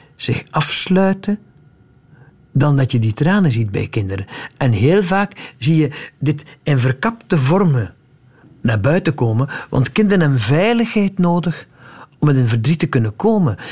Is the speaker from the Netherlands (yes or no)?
no; West Flanders, Belgium; in West-Vlaanderen, van waar ik kom